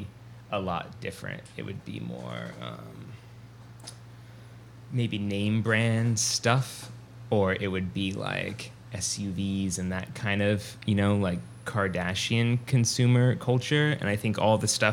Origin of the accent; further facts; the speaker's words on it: Wichita, Kansas, United States; I'm from Wichita, Kansas, in the heartland, USA. I grew up in a town that hosted the Miss USA pageant.